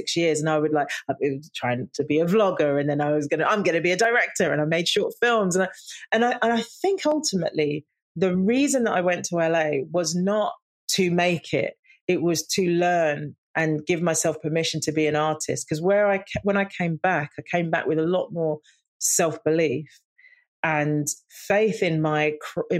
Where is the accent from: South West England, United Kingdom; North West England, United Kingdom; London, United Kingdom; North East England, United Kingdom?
London, United Kingdom; growing up in the East End and working class family